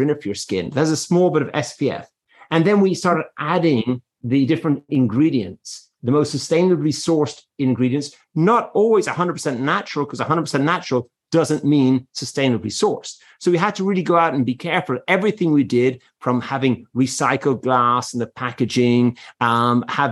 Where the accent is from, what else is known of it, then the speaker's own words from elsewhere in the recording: Ireland; moved away; I am Irish